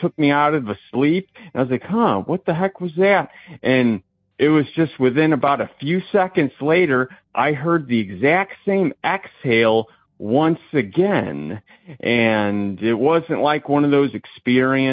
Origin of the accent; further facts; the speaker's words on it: Indiana, United States; I'm from Indiana